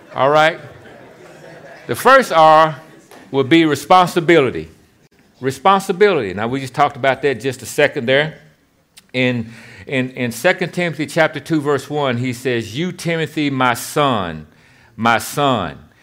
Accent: Shelbyville, Tennessee, United States; now in Memphis, United States; I live in Memphis, Tennessee, but I'm from Shelbyville, Tennessee.

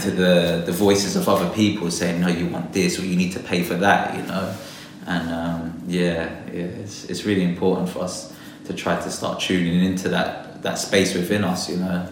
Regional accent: London, United Kingdom; I was born and raised in London

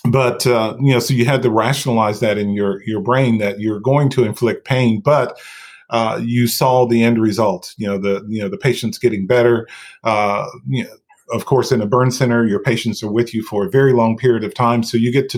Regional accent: outside of Asheville, North Carolina, United States; moved away as an adult; now in Chapel Hill, United States; I had ICU experience from working in my hometown outside of Asheville, North Carolina

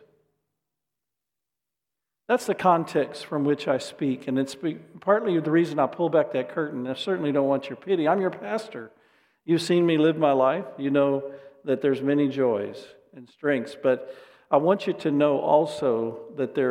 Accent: Dallas, Texas, United States; I grew up in the Dallas area.

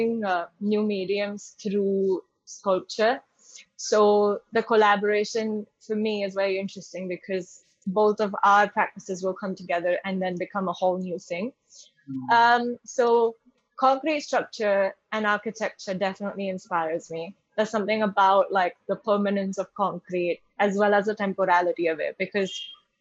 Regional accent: Mumbai, Maharashtra, India; moved away as an adult; also born or lived in London; my personal experiences growing up in Bombay and then living in London for a while

